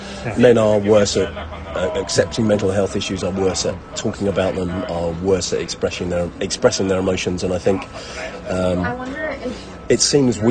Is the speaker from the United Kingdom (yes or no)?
yes; Brighton, South East England, United Kingdom; also born or lived in Walthamstow, London; I was born in London, but my mum and dad had an acrimonious split, and so to get away from him, my mum moved to the south coast when I was even a year old. So, Brighton feels like home to me